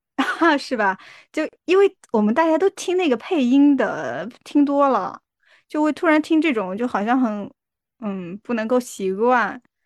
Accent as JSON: {"language": "Chinese", "region": "Jiangsu", "country": "China", "said": "我江苏人"}